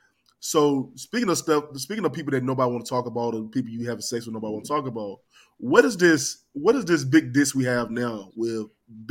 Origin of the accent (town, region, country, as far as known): Henderson, North Carolina, United States